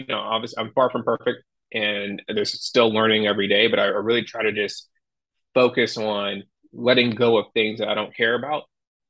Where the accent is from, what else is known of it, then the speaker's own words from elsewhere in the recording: New York, United States; Yeah, I'm from New York, and he's from a farm.